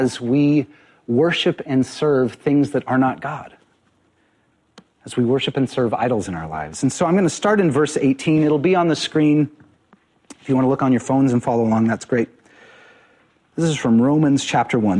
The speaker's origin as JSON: {"language": "English", "town": "Spokane", "region": "Washington", "country": "United States", "tie": "born or raised there", "moved": "yes", "lives_now": "Seattle, United States", "said": "I grew up in Spokane"}